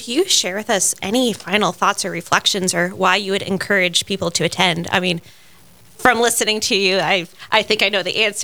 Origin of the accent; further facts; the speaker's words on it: South Carolina, United States; moved away; I'm from South Carolina and I'm still just trying to learn the beauty of winter and the northern climate